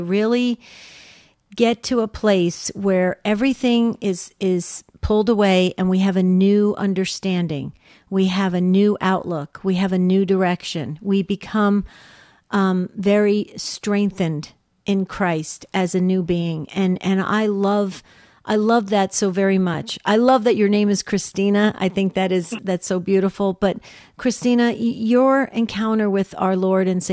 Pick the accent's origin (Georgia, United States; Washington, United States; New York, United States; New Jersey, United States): New Jersey, United States; I grew up in New Jersey